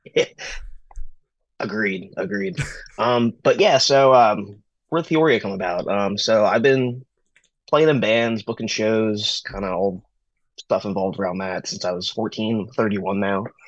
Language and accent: English; Pennsylvania, United States; I started booking shows around my hometown. I started a company called uh, Recovery Promotions, which was like a uh, pretty much me just like reaching out to a bunch of other DIY promoters all across the state of Pennsylvania.